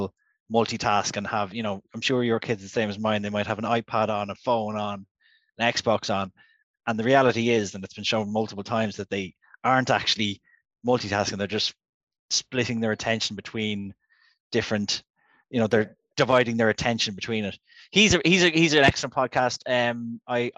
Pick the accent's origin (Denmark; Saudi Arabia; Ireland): Ireland; We're healthy Irish gentlemen